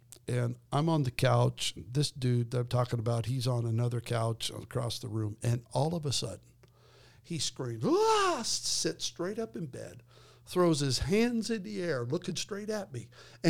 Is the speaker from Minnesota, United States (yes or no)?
no; Twin Falls, Idaho, United States; where I grew up in Idaho, in the Twin Falls.